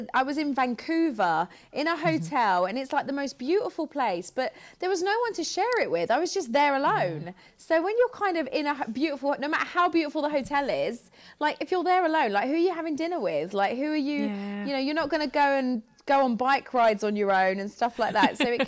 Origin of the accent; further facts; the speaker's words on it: United Kingdom; also born or lived in Los Angeles; I'm such a British girl